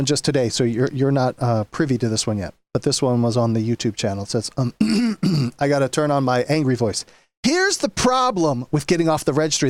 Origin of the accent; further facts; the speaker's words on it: Wisconsin, United States; And like my home state of Wisconsin